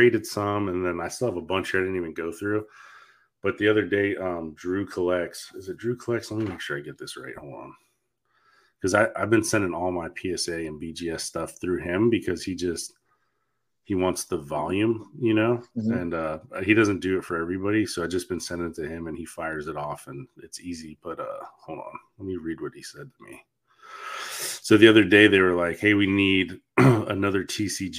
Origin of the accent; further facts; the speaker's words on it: Northeast Florida, United States; growing up in Northeast Florida, NASCAR's a thing.